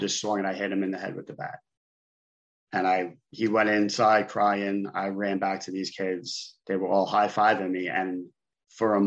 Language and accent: English; New York City, New York, United States; I grew up in Brooklyn, New York.